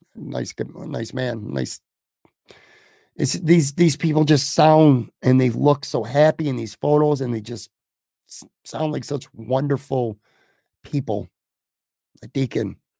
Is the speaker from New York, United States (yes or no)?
yes; Buffalo, New York, United States; I was born in Buffalo, New York. I was raised on the west side of Buffalo